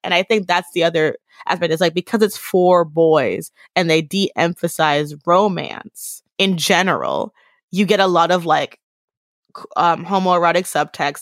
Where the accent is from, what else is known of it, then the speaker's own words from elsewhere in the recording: United States; as an American Black person